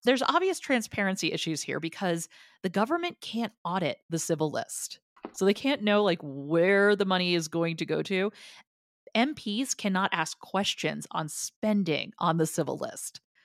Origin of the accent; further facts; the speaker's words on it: New Jersey, United States; I'm from New Jersey, so the fact that I don't sound more obnoxious is shocking